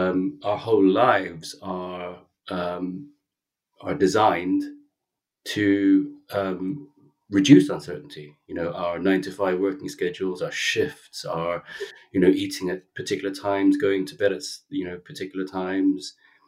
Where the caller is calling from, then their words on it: London, United Kingdom; I'm calling in from Notting Hill, London.